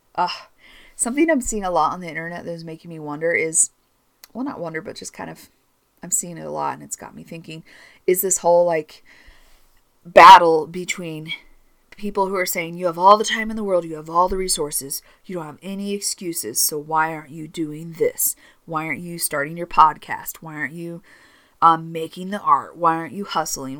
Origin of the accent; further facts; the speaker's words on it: Northern California, United States; now in Utah, United States; I grew up in Northern California